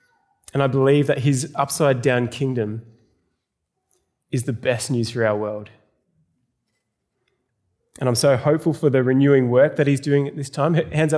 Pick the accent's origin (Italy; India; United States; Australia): Australia; South Australia; now in Melbourne, Australia; I moved to Melbourne from South Australia. Anyone from South Australia here?